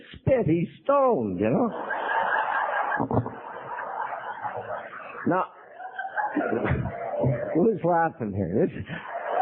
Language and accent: English; Montreal, Quebec, Canada; I was born in Montreal